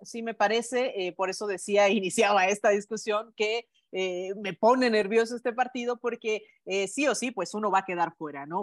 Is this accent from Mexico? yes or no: yes; Mexico; todos como mexicanos